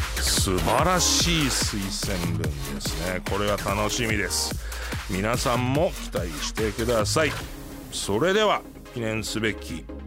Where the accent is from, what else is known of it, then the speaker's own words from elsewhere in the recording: Osaka, Japan; moved away; 大阪出身なんで